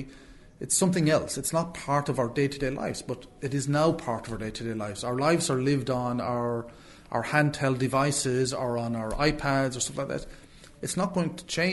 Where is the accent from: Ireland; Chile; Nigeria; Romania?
Ireland; Clare, Munster; I'm from Clare